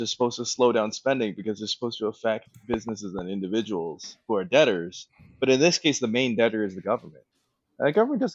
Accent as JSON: {"language": "English", "town": "Toronto", "region": "Ontario", "country": "Canada", "said": "I'm from Toronto"}